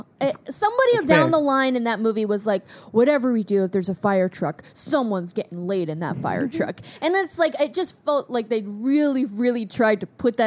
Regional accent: South Florida, United States; we're both from South Florida.

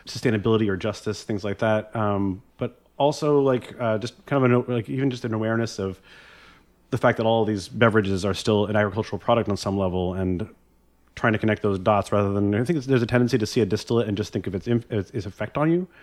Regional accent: Vermont, United States; I grew up in Vermont in the, kind of among the organic farming community of Vermont

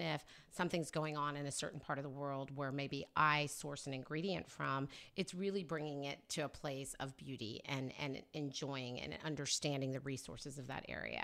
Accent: Oklahoma, United States; moved away as an adult; also born or lived in New York; now in California, United States; raised in Oklahoma

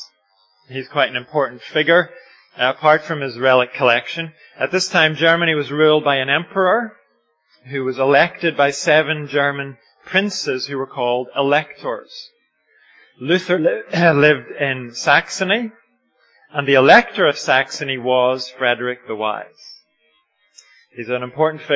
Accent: Ireland; I'm Irish

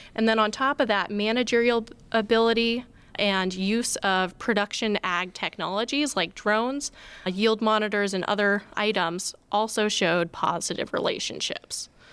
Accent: Oregon, United States; moved away as an adult; now in West Lafayette, United States; originally I'm from Out'n Oregon. I grew up on a farm

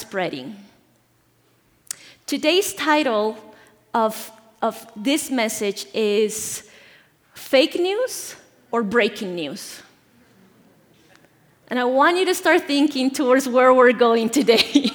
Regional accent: Bolivia; moved away; I'm from Bolivia, born and raised there

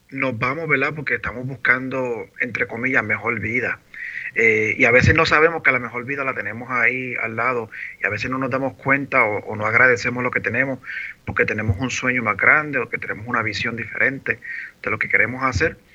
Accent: Orocovis, Puerto Rico; born there; moved away; Yo nací en Orocovi, en el Hospital Viejo de allá de donde estaba el Parque Pelota.

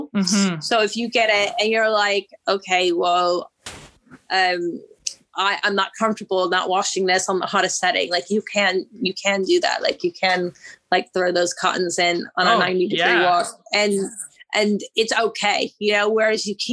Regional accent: Virginia, United States; moved away as an adult; also born or lived in Georgia, United States / California, United States; now in London, United Kingdom; I grew up in Virginia and then I went to school in Georgia

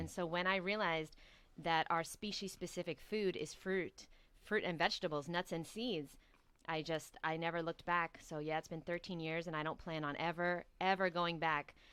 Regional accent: New York City, New York, United States; moved away as an adult; now in Miami, United States; So I'm born and raised in New York

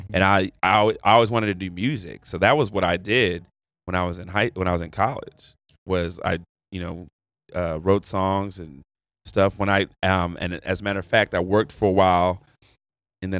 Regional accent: Houston, Texas, United States; moved away as an adult; also born or lived in Virginia / Washington, D.C.; so we moved to Houston. And then, went from fifth grade through high school

